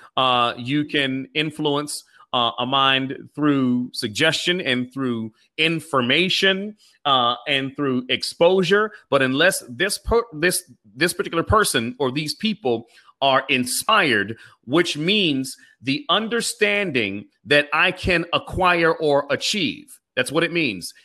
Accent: Pittsburgh, Pennsylvania, United States; I am from East Liberty, which is the inner city section of Pittsburgh

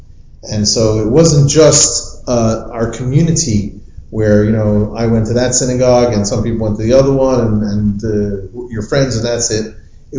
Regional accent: New York, United States; I was born in New York, in case nobody recognized my accent. And I grew up not an observant Orthodox Jew

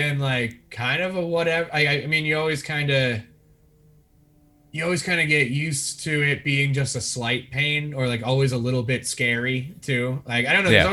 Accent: United States; I'm from America

